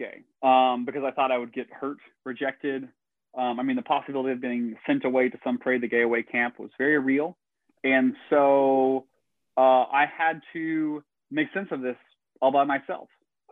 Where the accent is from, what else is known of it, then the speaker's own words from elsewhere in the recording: Northeast Tennessee, United States; I grew up in Northeast Tennessee, rural, conservative Christian town and family